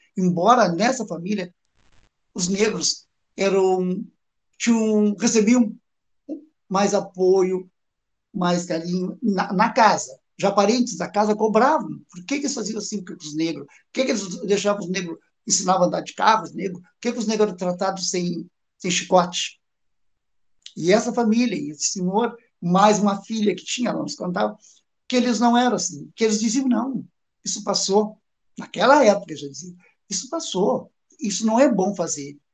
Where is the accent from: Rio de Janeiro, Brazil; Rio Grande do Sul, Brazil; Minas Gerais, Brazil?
Rio Grande do Sul, Brazil; Jaguarão; moved away as an adult; now in Pelotas, Brazil; nasci na cidade de Jaguarão